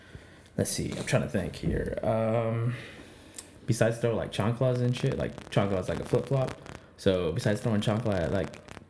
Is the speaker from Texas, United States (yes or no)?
yes; Texas, United States; I'm from Texas, so we say y'all